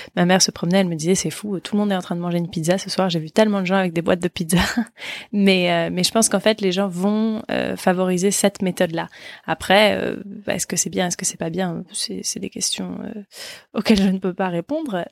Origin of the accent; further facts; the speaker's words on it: France; en tant que Français, nous